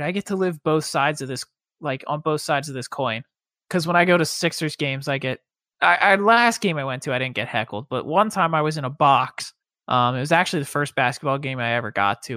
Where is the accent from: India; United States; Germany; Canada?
United States; Pennsylvania; moved away; I'm from Pennsylvania